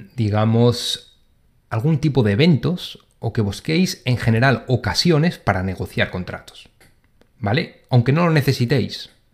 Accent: Spain; moved away as an adult; now in London, United Kingdom; yo como soy de España

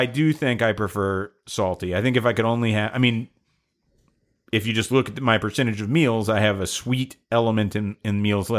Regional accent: Atlanta, Georgia, United States; I'm from Atlanta, Georgia.

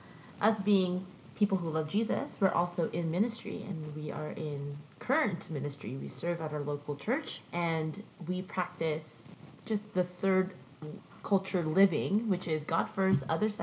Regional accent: Philippines; born there; moved away; also born or lived in Brunei; I was born in the Philippines

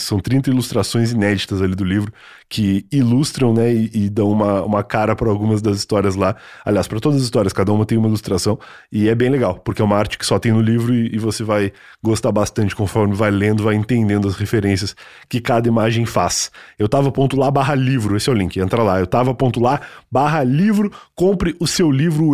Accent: Rio Grande do Sul, Brazil; now in São Paulo, Brazil; Eu sou gaúcho

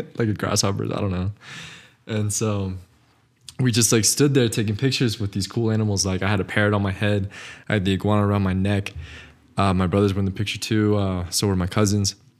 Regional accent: Northern New Mexico, United States; we're both Northern New Mexican.

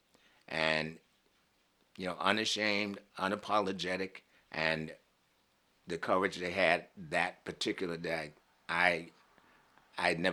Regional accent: Boston, Massachusetts, United States; Growing up in Boston

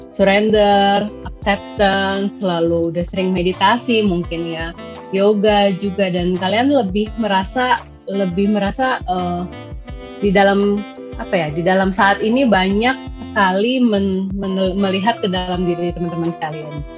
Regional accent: Indonesia; kita lahir di Indonesia yang negara berkembang

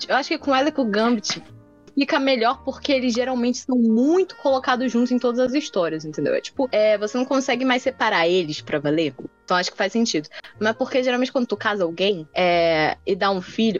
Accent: Brazil; Eu sou brasileiro

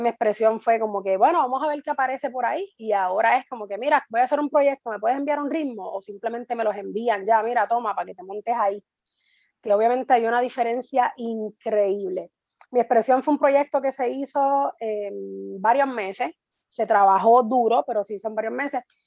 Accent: Guaynabo, Puerto Rico; now in Canóvanas, Puerto Rico; Soy natural de Guaynabo, actualmente vivo en Canóvana, tengo 11 años ya viviendo en Canóvana

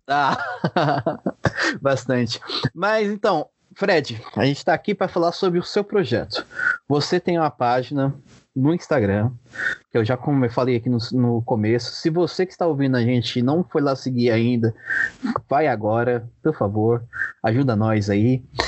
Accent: São Paulo, Brazil; eu sou de Guaianazes, bairro aqui periférico de São Paulo

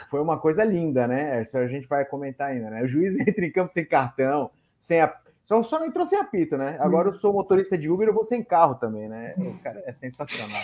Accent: São Paulo, Brazil; now in Pará, Brazil; sou paulista, mas moro aqui no Pará

